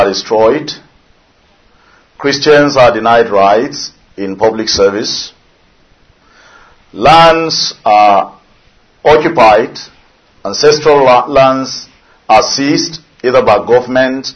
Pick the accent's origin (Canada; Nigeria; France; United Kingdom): Nigeria; I'm a Nigerian.